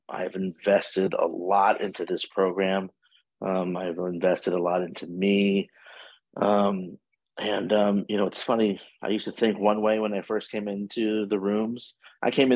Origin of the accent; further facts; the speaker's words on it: Washington, District of Columbia, United States; moved away as an adult; now in Fort Lauderdale, United States; I am originally from Washington, D.C., and I have been living in Fort Lauderdale, Florida, for about 32 years